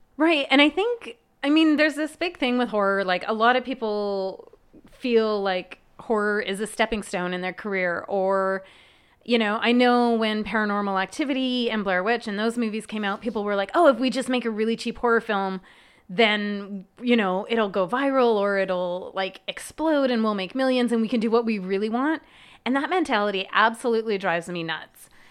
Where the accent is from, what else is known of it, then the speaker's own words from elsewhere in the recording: Manitoba, Canada; now in Los Angeles, United States; I grew up in Manitoba where it's pretty darn cold in the winter